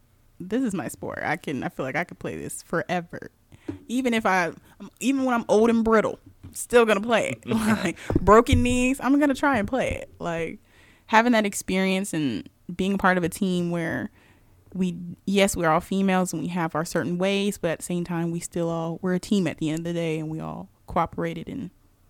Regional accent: Seattle, Washington, United States; I'm originally born and raised in Seattle, Washington. So, yes, Seattle Seahawks is my team.

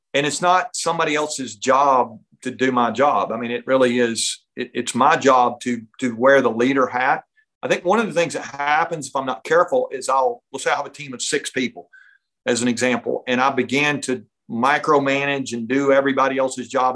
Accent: North Georgia, United States; I grew up up in North Georgia

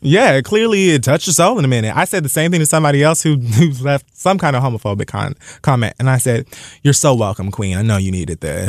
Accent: Dade County, Florida, United States; I'm from Dade fucking County.

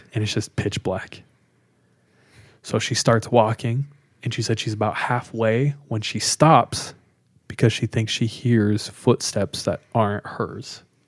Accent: California, United States; moved away as an adult; now in Utah, United States; I'm from California, grew up in California

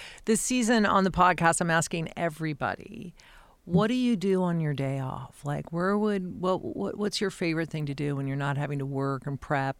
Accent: Denver, Colorado, United States; now in Philadelphia, United States; I live in a Philly household. I grew up in Denver, so I'm a Bronco fan

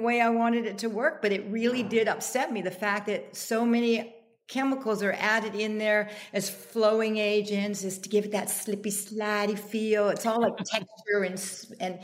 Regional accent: Canada; now in United States; I'm Canadian

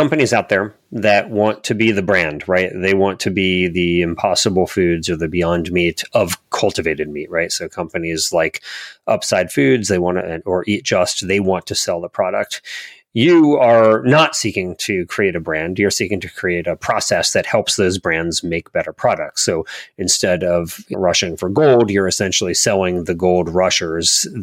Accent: Columbia, Maryland, United States; I grew up in near Columbia, Maryland

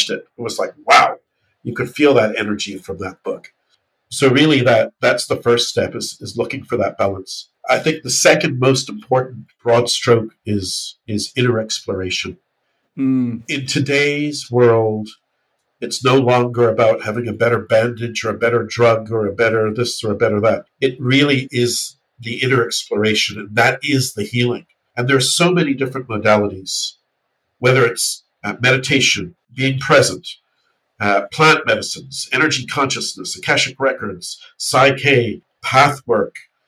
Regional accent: New Zealand; when I went to school in New Zealand

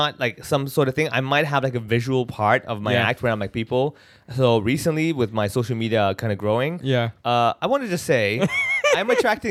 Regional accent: Hong Kong; They get me to talk about my life growing up in Hong Kong.

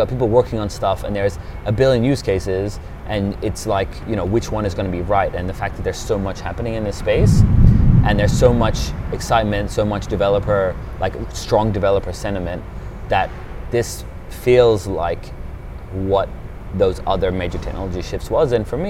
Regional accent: Australia; also born or lived in United Kingdom; now in Switzerland; I was born in the UK.

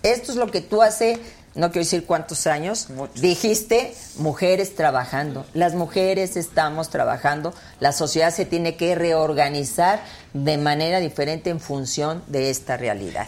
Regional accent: Mexico; Yo soy una mexicana que siempre ha luchado por México

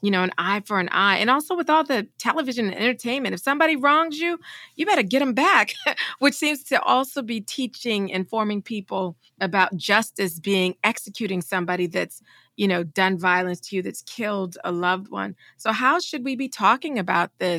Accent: the South, United States; I'm from the South, and my mother's from the South, and very conservative area

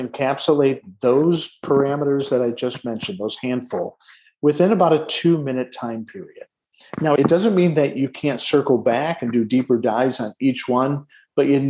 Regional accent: Detroit, Michigan, United States; I was born in Detroit, Michigan, in the shadow of a Ford manufacturing plant's smokestack

